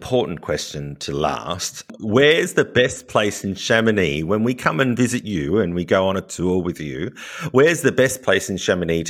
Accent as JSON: {"language": "English", "town": "Sydney", "region": "New South Wales", "country": "Australia", "said": "I'm from Sydney, Australia, so we don't get much skiing in Sydney."}